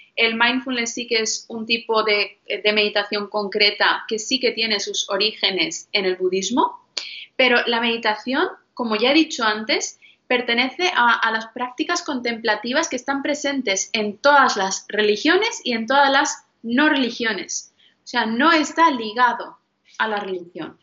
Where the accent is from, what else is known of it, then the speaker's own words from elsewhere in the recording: northern India, India; en mi religión, que yo soy de la India, los del norte, los Sikh